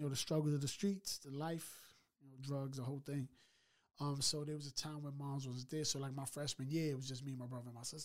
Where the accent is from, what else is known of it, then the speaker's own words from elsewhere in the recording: New York City, New York, United States; Originally from the Bronx, New York.